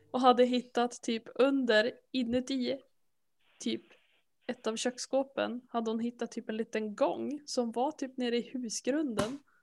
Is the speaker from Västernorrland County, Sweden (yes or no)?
yes; Härnösand, Västernorrland County, Sweden; jag är uppvuxen i Härnösand